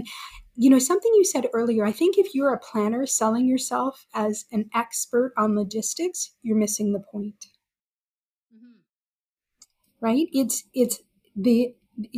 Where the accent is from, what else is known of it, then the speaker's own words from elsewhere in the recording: Alberta, Canada; moved away; I grew up in Alberta